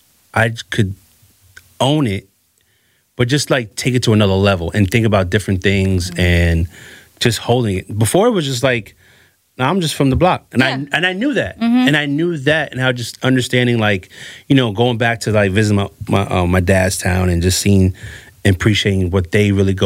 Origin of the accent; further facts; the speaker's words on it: Westchester County, New York, United States; I grew up in Westchester County, so my area was just predominantly Italian and then Mexican.